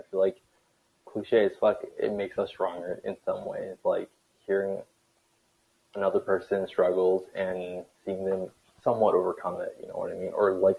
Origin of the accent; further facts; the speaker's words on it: Canada; I'm Canadian, but like we're in the same time zone. It's 7:31 Eastern time.